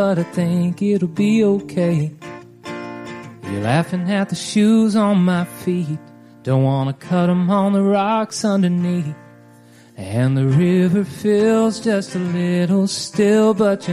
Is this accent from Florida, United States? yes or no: no; Nashville, Tennessee, United States; also born or lived in Texas / Houston, Texas; I grew up in Nashville, but I was also born in Texas. So I kind of claim both.